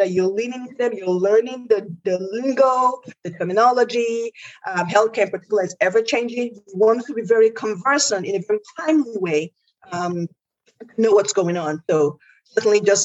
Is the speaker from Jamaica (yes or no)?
no; Nigeria; now in United States; I am an immigrant to the United States. And, I'm from Nigeria, which is a Western nation.